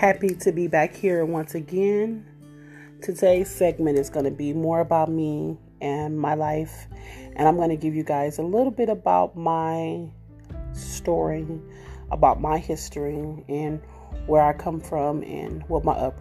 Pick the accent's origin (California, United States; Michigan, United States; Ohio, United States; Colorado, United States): California, United States; Los Angeles; born or raised there; also born or lived in Kansas City, Missouri